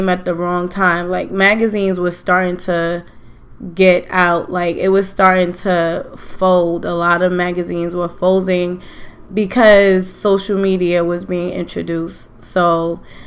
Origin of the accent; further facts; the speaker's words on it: New York City, New York, United States; I am from Queens, St. Albans, Queens to be exact. I love that I grew up in Queens